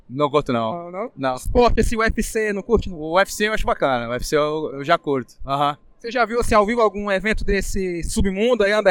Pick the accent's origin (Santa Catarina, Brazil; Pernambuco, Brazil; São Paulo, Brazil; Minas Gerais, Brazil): Santa Catarina, Brazil; Balneário Camboriú; Você é de que cidade? Balneário Camboriú.